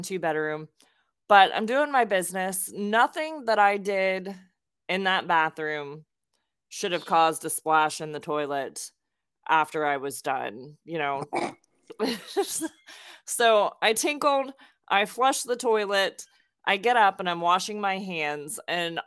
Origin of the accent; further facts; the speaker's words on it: Lake Worth, Florida, United States; I grew up in South Florida in Palm Beach County